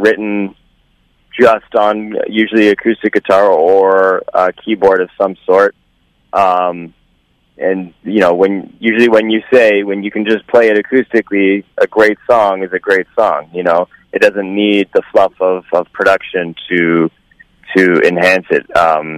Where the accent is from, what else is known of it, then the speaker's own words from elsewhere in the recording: Vancouver, British Columbia, Canada; my hometown, Vancouver